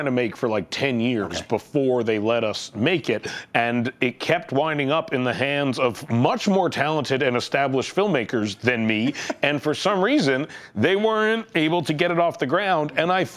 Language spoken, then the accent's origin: English; Canada; I am from Canada